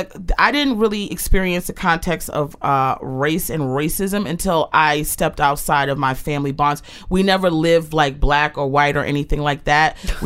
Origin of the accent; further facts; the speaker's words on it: Aberdeen, Maryland, United States; also born or lived in Baltimore, Maryland; Born November 3rd. I was born in Baltimore, and then I was raised in Aberdeen, Maryland, right behind Aberdeen Proving Ground.